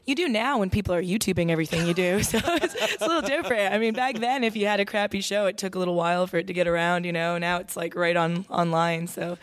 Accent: Toronto, Ontario, Canada; moved away as an adult; now in Nashville, United States; I was a daughter of two immigrant parents growing up in Toronto, my mom Irish, my dad Mexican.

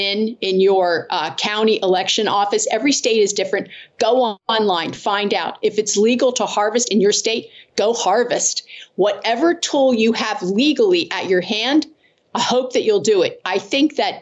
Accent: Pennsylvania, United States; in my home state of Pennsylvania

